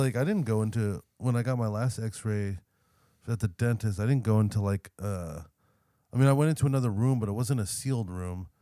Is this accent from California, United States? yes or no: yes; California, United States; we're from California